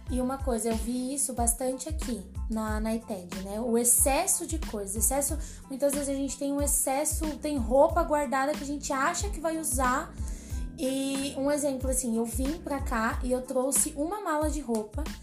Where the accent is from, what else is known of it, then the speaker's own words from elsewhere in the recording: São Paulo, Brazil; now in Curitiba, Brazil; Então, como a Sara falou … Eu tenho 24 anos, eu sou de São Paulo.